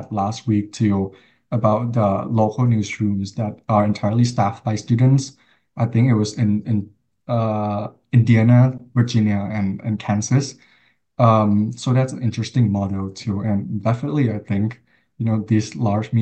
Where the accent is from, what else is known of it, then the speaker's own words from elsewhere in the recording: Thailand; now in United States; I was from Thailand. I grew up in Thailand